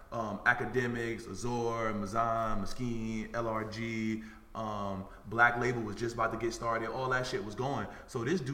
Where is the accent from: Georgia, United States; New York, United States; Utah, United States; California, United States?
New York, United States; New York City; now in Los Angeles, United States; I'm originally from Harlem